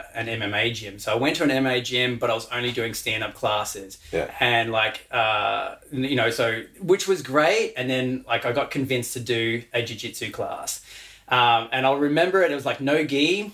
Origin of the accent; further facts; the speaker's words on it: Western Australia, Australia; now in Brisbane, Australia; I was born in Western Australia